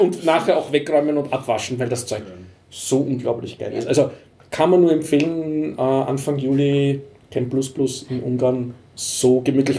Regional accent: Vienna, Austria; als Wiener

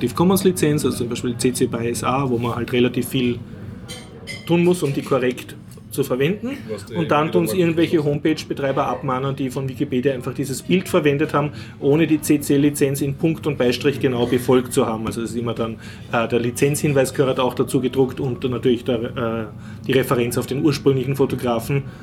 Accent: Austria; ich weine, weil ich bin Österreicher, ich leide mit.

